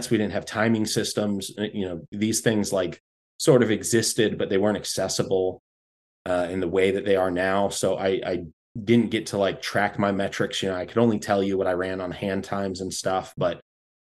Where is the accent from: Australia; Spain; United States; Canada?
United States; North Florida; born or raised there